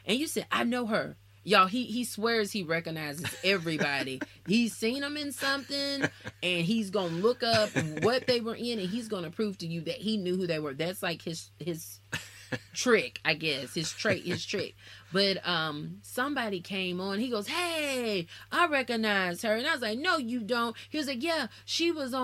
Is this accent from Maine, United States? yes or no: no; Alabama, United States; also born or lived in Nashville, Tennessee; I'm from Alabama.